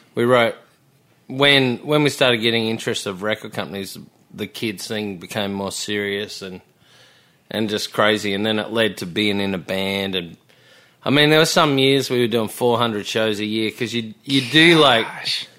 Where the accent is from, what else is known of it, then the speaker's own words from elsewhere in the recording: Melbourne, Victoria, Australia; moved away as an adult; also born or lived in Byron Bay / Sydney; I was born in Melbourne